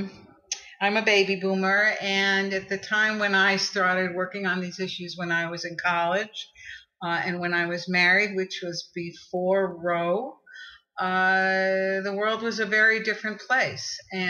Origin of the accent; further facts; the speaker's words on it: New York, United States; I grew up in New York, and I grew up in a very political family